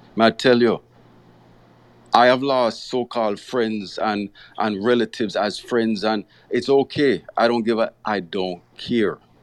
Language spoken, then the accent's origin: English; Jamaica; growing up in Jamaica